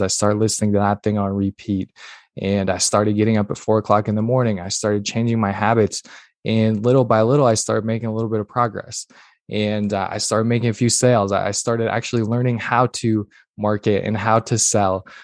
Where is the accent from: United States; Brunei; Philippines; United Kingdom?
United States; northern Minnesota; I'm originally born and raised in Minnesota, northern Minnesota, tiny little town, like literally three hundred people